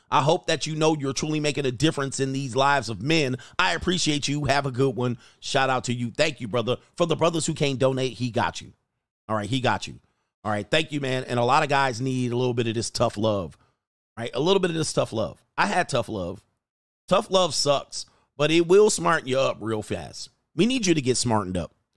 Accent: United States

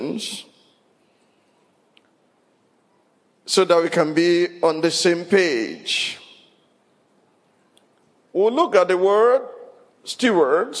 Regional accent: Ile-Ife, Osun, Nigeria; also born or lived in Abeokuta; As I was growing up in Ilife, it was Obadesoji Aderemi.

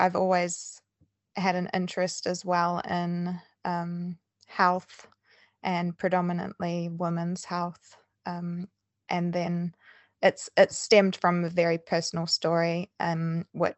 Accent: New Zealand; moved away as an adult; now in Bristol, United Kingdom; I'm originally from New Zealand, so that's where my accent's from

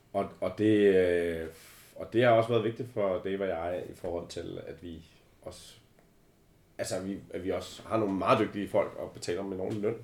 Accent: Albertslund, Capital Region of Denmark, Denmark; Jeg er øh, simpelthen født i Albertslund

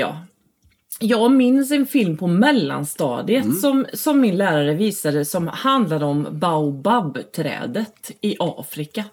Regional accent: Falköping, Västra Götaland, Sweden; also born or lived in Gothenburg; jag är uppvuxen i Falköping

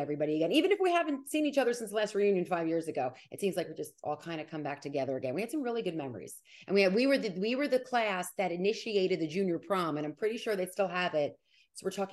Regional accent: Nutley, New Jersey, United States; accent: New York, New Jersey; Italian American; I grew up in Nutley on a kind of a tree-lined street and a great backyard

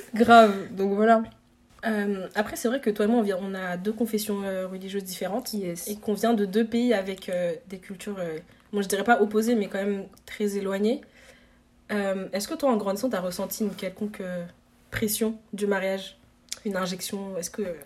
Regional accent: France; moi, j'ai grandi en France

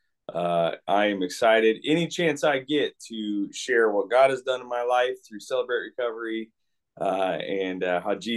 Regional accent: Port Orchard, Washington, United States; I grew up in the Pacific Northwest, in a town called Port Orchard, Washington

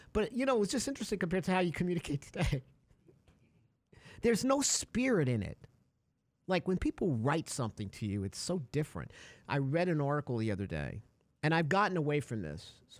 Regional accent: Connecticut, United States; Hi, I'm from Connecticut. Call me. I did that once.

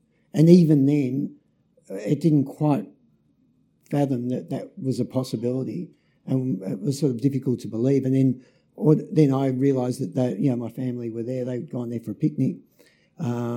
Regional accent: Melbourne, Victoria, Australia; moved away as an adult; also born or lived in Nubeena, Tasmania; We moved from Melbourne. We're living in Melbourne, grew up in Melbourne, to Tasmania

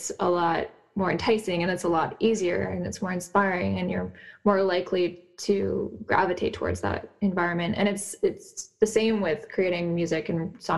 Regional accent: Nelson, British Columbia, Canada; lately I've been in Nelson, British Columbia, which is my hometown

